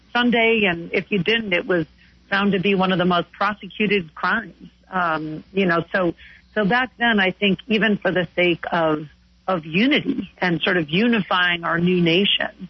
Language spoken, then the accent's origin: English; Chicago, Illinois, United States; from my hometown in Chicago